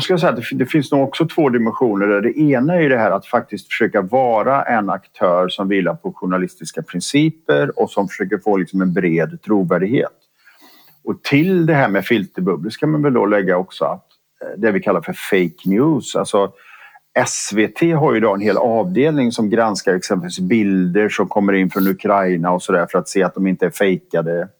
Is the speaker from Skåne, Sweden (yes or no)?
no; Borås, Västra Götaland, Sweden; jag är född och uppvuxen i Borås